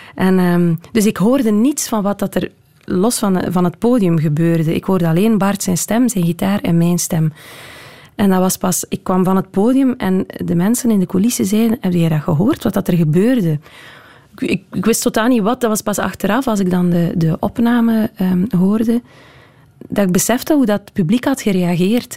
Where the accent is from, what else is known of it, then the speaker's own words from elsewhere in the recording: Southwest Flanders, Belgium; ik ben natuurlijk opgegroeid in Zuidwest-Vlaanderen. in West-Vlaanderen zijn we allemaal heel erg met de voeten op de grond